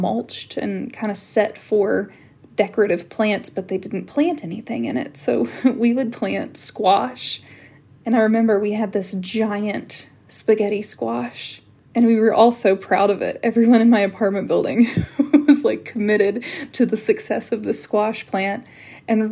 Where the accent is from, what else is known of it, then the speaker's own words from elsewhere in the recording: Appalachia, United States; moved away as an adult; also born or lived in Washington, D.C.; there was a bias and a stereotype against me because I was from Appalachia